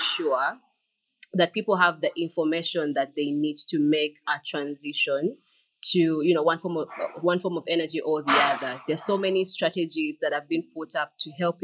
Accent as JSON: {"language": "English", "country": "Uganda", "said": "I am a Ugandan communications expert"}